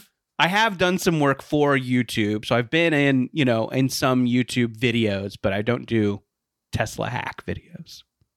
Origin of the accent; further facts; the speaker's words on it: Philadelphia, Pennsylvania, United States; accent: Philly; And I think we all loved my Philly accent.